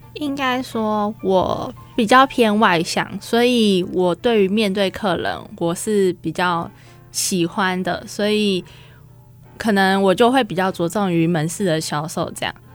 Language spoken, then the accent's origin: Chinese; Hsinchu, Taiwan; 我们姐妹是在新竹长大的，然后所以我们想要回到我们的家乡，然后为我们家乡就是开一间店面这样子